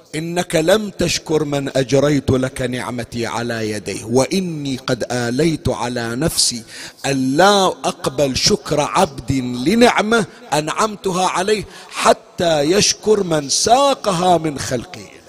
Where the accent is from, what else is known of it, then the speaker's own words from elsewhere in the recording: Bahrain; عندنا بكل الحسينيات عندنا بالبحرين